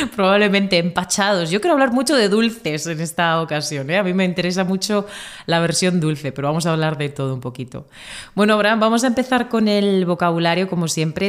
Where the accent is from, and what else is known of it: Murcia, Region of Murcia, Spain